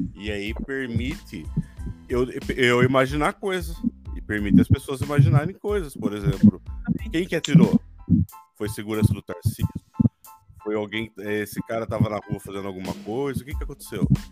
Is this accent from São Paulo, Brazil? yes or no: yes; São Paulo, Brazil; me sinto paulista, paulistano